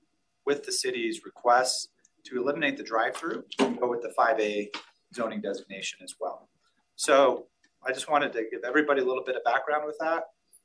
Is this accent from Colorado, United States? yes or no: yes; Denver, Colorado, United States; I'm a fourth generation native. I grew up in South Denver. My kids still go to DPS near this location.